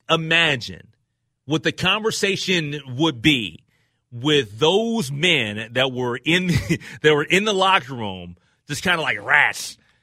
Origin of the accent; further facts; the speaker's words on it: New York, United States; I'm a New Yorker.